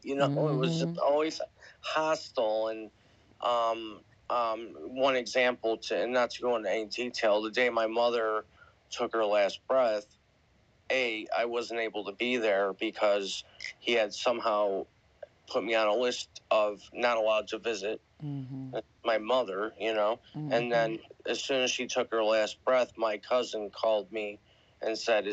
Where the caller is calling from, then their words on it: Buffalo, New York, United States; I'm coming live from Buffalo, New York, and I appreciate you bringing me up.